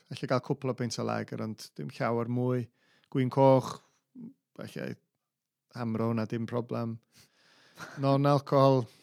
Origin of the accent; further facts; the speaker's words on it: North Wales, United Kingdom; ni'n dod o Gogledd Cymru